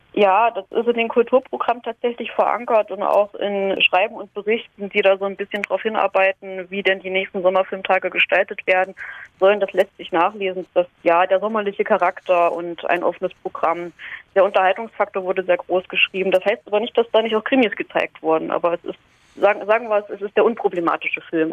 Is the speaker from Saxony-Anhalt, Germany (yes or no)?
yes; Halle, Saxony-Anhalt, Germany; moved away; ich komme ursprünglich aus Halle